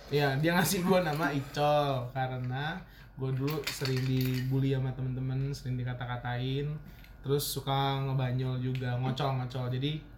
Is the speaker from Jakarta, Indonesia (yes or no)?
no; Menggala, Lampung, Indonesia; Kalau gue asli orang Lampung asli jadi bokap nyokap satu kampung uh, tulang boang di Menggala jadi gua orang Lampung asli